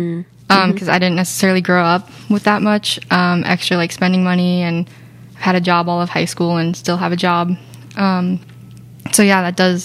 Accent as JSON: {"language": "English", "region": "Connecticut", "country": "United States", "moved": "as an adult", "lives_now": "San Diego, United States", "said": "I'm from Connecticut, so the East Coast is like very fast paced"}